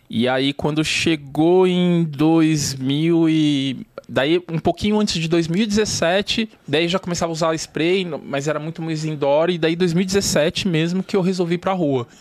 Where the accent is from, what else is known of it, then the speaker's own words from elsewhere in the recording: São Paulo, Brazil; Eu cresci na Zona Norte, a Vila Maria, ali pros lados. É, Parque Novo Mundo, Vila Sabrina.